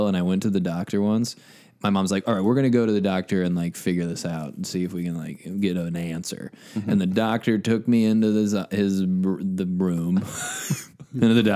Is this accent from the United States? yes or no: yes; Midwest, United States; we're all from the Midwest